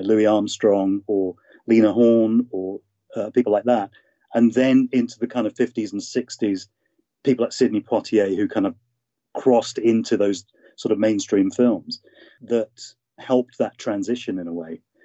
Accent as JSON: {"language": "English", "region": "London", "country": "United Kingdom", "tie": "born or raised there", "said": "I was born in London and brought up here"}